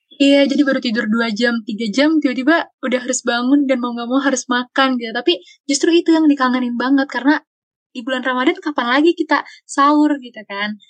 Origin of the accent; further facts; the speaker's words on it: Jakarta, Indonesia; Asal aku dari Jakarta Selatan